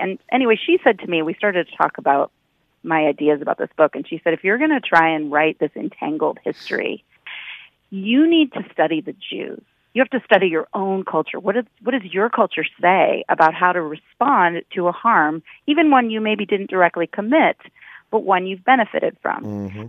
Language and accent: English; Seattle, Washington, United States; I grew up in Seattle